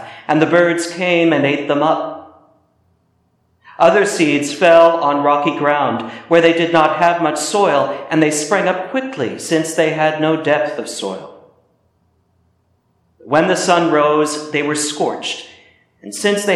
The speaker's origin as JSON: {"language": "English", "region": "Midwest", "country": "United States", "tie": "born or raised there", "moved": "yes", "said": "my cousin Jacob, who still works the land in the Midwest where I grew up"}